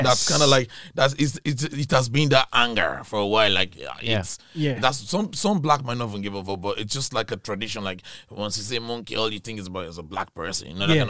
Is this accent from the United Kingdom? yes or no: no; Sligo, Connacht, Ireland